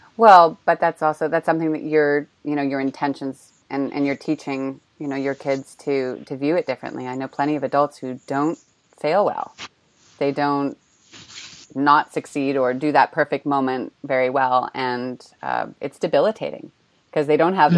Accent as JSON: {"language": "English", "region": "California", "country": "United States", "also_born_or_lived": "Australia", "moved": "as an adult", "lives_now": "Prague, Czech Republic", "said": "I'm from California"}